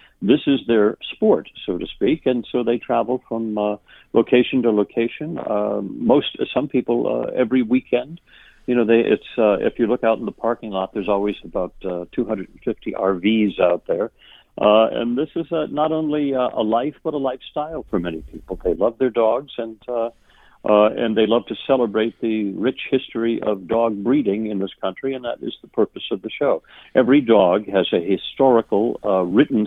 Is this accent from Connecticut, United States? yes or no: yes; Hartford, Connecticut, United States; also born or lived in Maine / Boston area, Massachusetts; I was born in Maine, but grew up most of my life throughout New England, the Boston area for a while, and most of my life in Connecticut, actually, in the Hartford area.